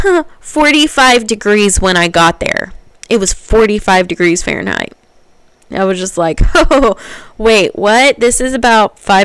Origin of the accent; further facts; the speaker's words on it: Oklahoma, United States; I'm from Oklahoma.